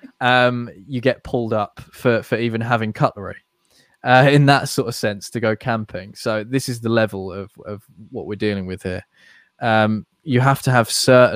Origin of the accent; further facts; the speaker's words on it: United Kingdom; as a Brit